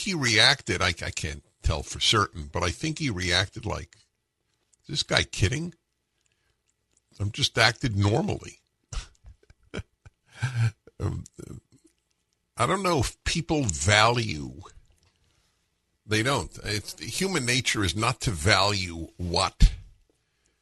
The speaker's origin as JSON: {"language": "English", "region": "California", "country": "United States", "said": "I'm from California"}